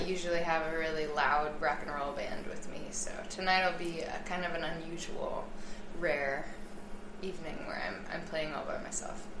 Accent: United States; I am an American

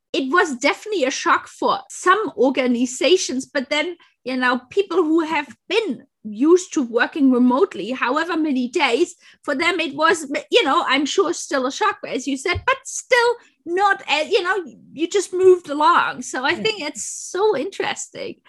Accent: Munich, Bavaria, Germany; moved away; I grew up in Munich too.

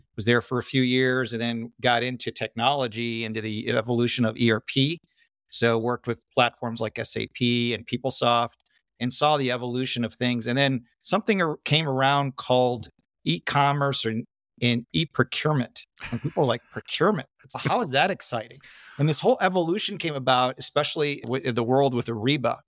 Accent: Chicago, Illinois, United States; also born or lived in Sydney, Australia / Parramatta, Australia; we grew up in Chicago, Midwest, born in, or not born, but raised

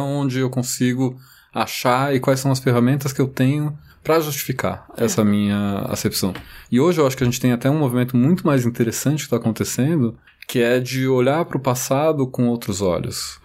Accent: São Paulo, Brazil; eu olhei a minha cidade ali, eu me reconheci no lugar onde eu nasci, onde eu cresci

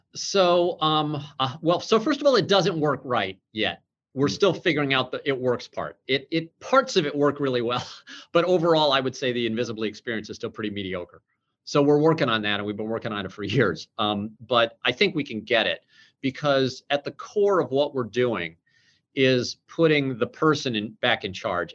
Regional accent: St. Louis, Missouri, United States; we're both from St. Louis

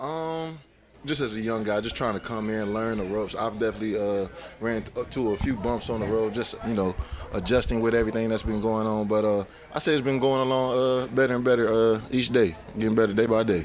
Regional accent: Virginia, United States; moved away as an adult; also born or lived in Cincinnati; I'm from Virginia

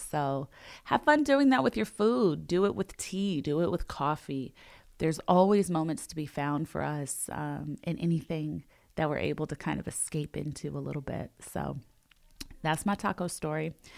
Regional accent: Los Angeles, California, United States; I grew up in Los Angeles

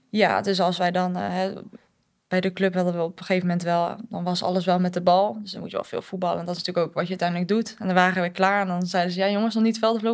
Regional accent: Netherlands; moved away as an adult; now in England; ik kom uit Nederland

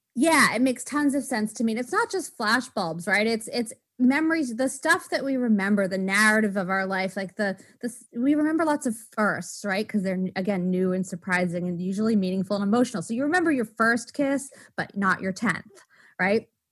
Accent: Waltham, Massachusetts, United States; I was born in Waltham, Massachusetts

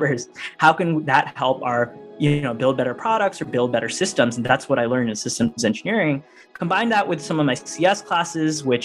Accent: Northern Virginia, United States; I grew up in Northern Virginia, right outside DC

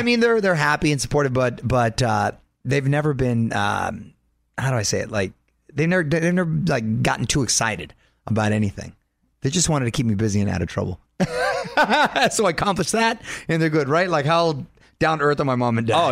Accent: Chula Vista, California, United States; I was born in San Diego, Chula Vista specifically, South San Diego

